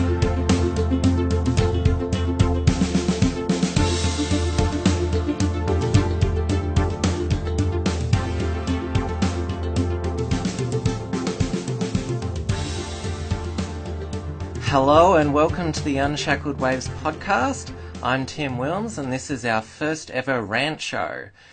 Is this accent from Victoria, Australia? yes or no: yes; Victoria, Australia; I'm from Victoria, so I'm quite familiar with our state politics